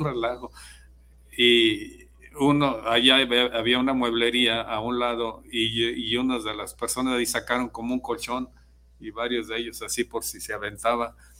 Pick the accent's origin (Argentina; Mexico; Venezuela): Mexico; San Ignacio Cerro Gordo, Jalisco; now in Guadalajara, Mexico; de San Ignacio, donde yo nací.